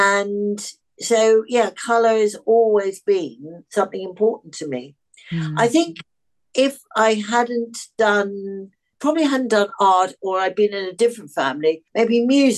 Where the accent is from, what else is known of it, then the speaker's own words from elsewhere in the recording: Australia; born there; also born or lived in England / Africa / Europe; I was born in Australia and I've travelled a lot.